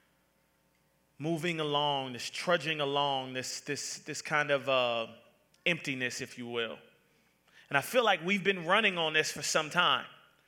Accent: Atlanta, Georgia, United States; Now, I'm from the South. I am from born and raised Atlanta, Georgia.

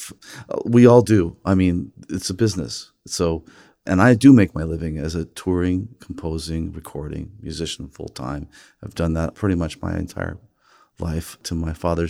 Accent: Los Angeles, California, United States; as a kid growing up in Los Angeles with an American mother

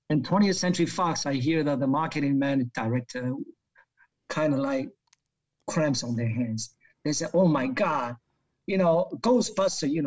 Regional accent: Hong Kong; So then it lured me back to Hong Kong, which is my hometown. My, mm. my parents live there.

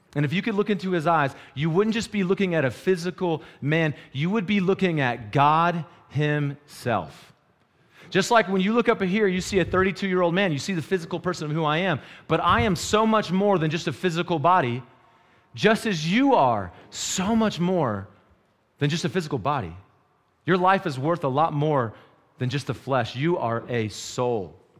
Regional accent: North Carolina, United States; moved away as an adult; now in Wyoming, United States; when I moved to Wyoming, I moved from North Carolina

